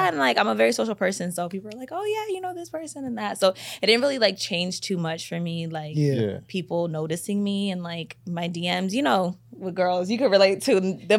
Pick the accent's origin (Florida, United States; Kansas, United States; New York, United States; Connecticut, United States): Connecticut, United States; Waterbury; also born or lived in Bay Area; now in Los Angeles, United States; I'm originally from Waterbury, Connecticut, but I came to L.A. from the Bay Area, so I kind of like... From all over, I guess you can say.